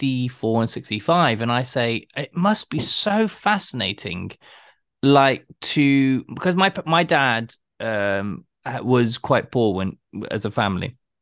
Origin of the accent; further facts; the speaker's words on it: Plymouth, Massachusetts, United States; Plymouth, my hometown. That's why I love it.